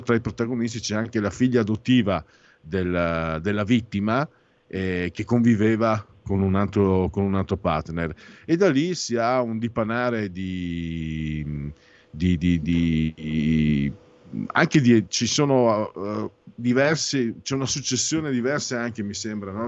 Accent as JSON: {"language": "Italian", "country": "Italy", "said": "io vengo dal Friul Veneto"}